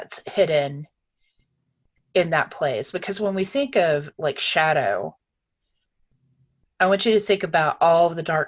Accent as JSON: {"language": "English", "region": "North Carolina", "country": "United States", "tie": "born or raised there", "said": "I grew up in North Carolina"}